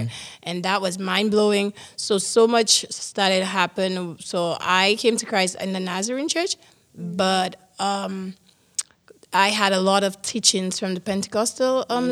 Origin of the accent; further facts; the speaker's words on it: St. Lucia; moved away as an adult; now in Canada; I am from the beautiful island of San Lucia